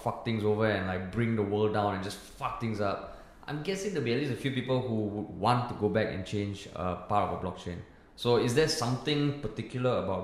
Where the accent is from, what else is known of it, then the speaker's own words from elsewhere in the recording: Singapore; growing up in Singapore